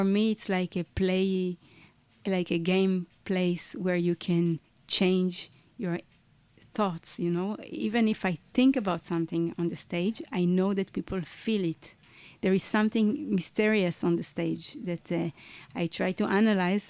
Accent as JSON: {"language": "English", "town": "Tel Aviv", "region": "Tel Aviv District", "country": "Israel", "tie": "born or raised there", "said": "I was born in Tel Aviv"}